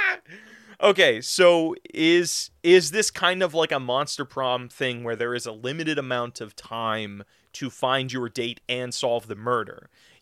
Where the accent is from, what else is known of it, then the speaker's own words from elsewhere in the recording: California, United States; My home state, bro, I've never left.